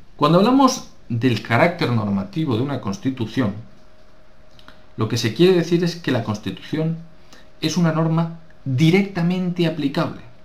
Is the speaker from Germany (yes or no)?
no; Spain; nos interesa la nuestra como españoles